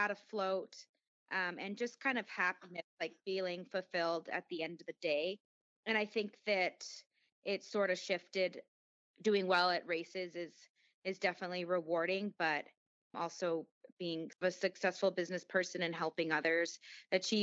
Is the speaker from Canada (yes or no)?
yes; Canada; moved away as an adult; also born or lived in California; now in New York City, United States; I'm Canadian, and I was in Canada